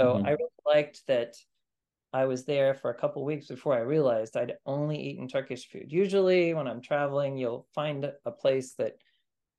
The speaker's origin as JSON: {"language": "English", "region": "Kansas", "country": "United States", "tie": "born or raised there", "also_born_or_lived": "Armenia", "moved": "yes", "lives_now": "Maryland, United States", "said": "Growing up in Kansas"}